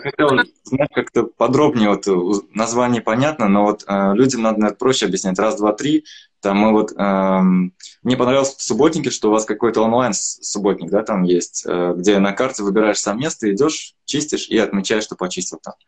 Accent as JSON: {"language": "Russian", "area": "Troitamak", "region": "Bashkortostan", "country": "Russia", "said": "я сам из Тройтамака, из Башкирии"}